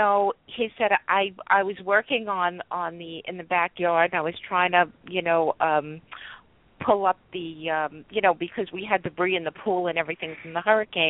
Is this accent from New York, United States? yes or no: yes; New York, United States; also born or lived in South Florida